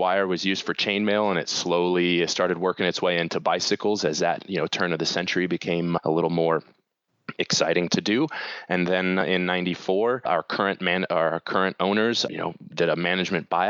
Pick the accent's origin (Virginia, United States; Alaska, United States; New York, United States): Alaska, United States; Valdez; I grew up in Valdez, Alaska